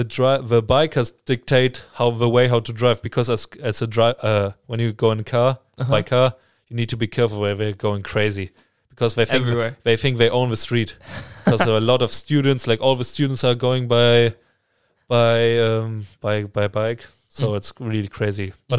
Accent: Münster, North Rhine-Westphalia, Germany; Amsterdam is only like 2.5 hours away from my hometown. It's Münster, obviously, like we call it like it's the bike city

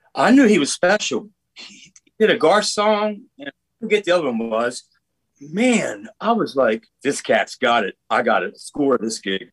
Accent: Maryland, United States; now in Nashville, United States; Eric and I grew up in Maryland

